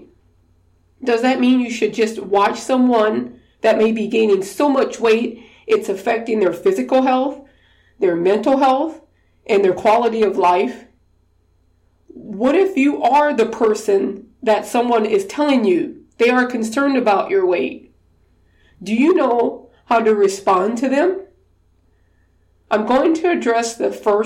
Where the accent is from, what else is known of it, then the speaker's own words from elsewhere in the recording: Louisiana, United States; I'm from Louisiana, we did Mardi Gras parades